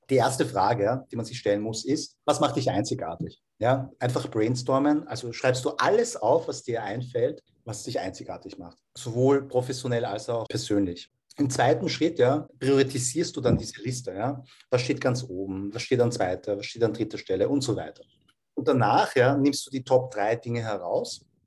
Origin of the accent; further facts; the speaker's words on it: Vienna, Austria; Ja, ich bin in Wien geboren und aufgewachsen, also Unterhaltung.